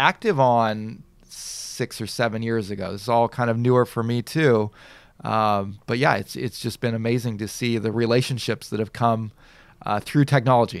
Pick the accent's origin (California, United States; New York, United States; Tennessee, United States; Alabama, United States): California, United States; Southern; now in Japan; I'm from such and such a town, Southern California